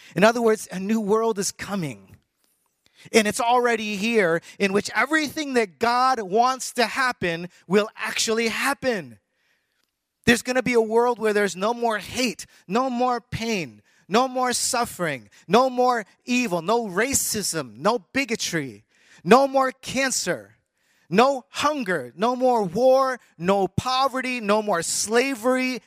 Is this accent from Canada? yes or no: yes; Canada; moved away; also born or lived in United States / Taiwan; I was born in the United States. I was raised in Canada.